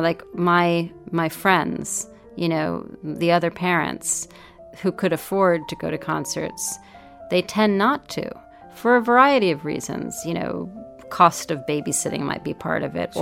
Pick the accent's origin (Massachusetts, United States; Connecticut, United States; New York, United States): New York, United States; I grew up in New York.